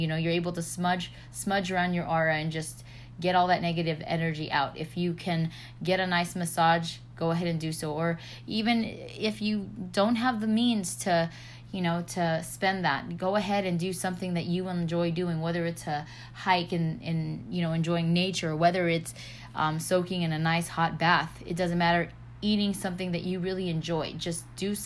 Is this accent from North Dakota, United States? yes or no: no; California, United States; moved away; this is my hometown